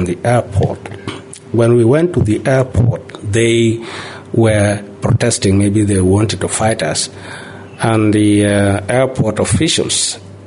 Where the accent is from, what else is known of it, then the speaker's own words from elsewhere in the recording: Bor, Jonglei, South Sudan; We are from Bor